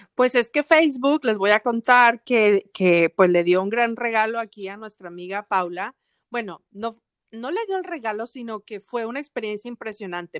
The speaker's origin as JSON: {"language": "Spanish", "town": "Monterrey", "region": "Nuevo León", "country": "Mexico", "moved": "yes", "lives_now": "Atlanta, United States", "said": "la gente de Monterrey, de donde yo soy"}